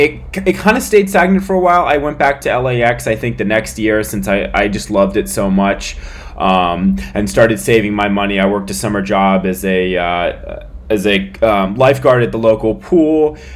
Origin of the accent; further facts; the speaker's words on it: San Francisco, California, United States; born in 1999 in San Francisco, California, just south of San Francisco